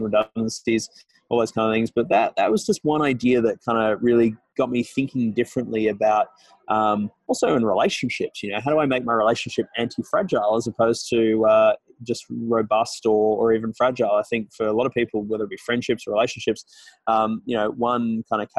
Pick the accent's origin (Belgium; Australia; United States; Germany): Australia; moved away as an adult; now in Toronto, Canada; as an Australian in Toronto